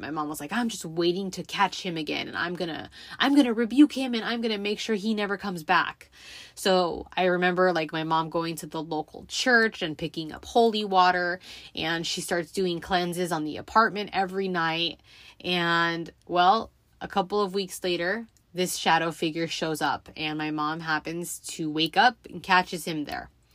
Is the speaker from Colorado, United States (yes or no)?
no; Los Angeles, California, United States; I grew up in the San Fernando Valley, for those of you who are familiar with Southern California.